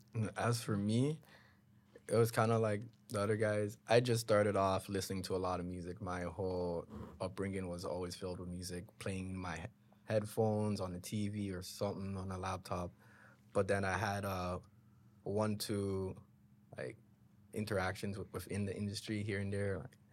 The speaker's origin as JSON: {"language": "English", "town": "Brampton", "region": "Ontario", "country": "Canada", "tie": "born or raised there", "said": "I grew up in Brampton, just like Lowry and Goals."}